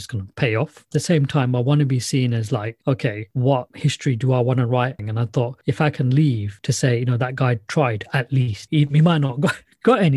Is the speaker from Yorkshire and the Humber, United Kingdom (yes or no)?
no; Luton, East of England, United Kingdom; I'm from Luton